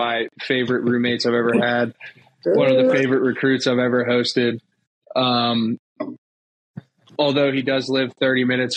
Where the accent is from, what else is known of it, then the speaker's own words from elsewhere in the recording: just outside of Charlottesville, Virginia, United States; I grew up just outside of Charlottesville